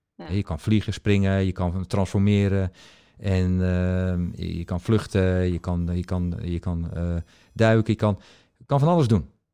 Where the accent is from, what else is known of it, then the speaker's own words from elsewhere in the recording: Netherlands; ik kom dus uit Nederland.